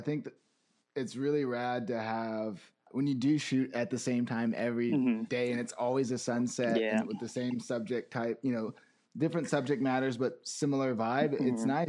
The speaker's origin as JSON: {"language": "English", "town": "Phoenix", "region": "Arizona", "country": "United States", "tie": "born or raised there", "also_born_or_lived": "Flagstaff, Arizona", "said": "I grew up in Phoenix, Arizona. I went to school in Flagstaff at NAU."}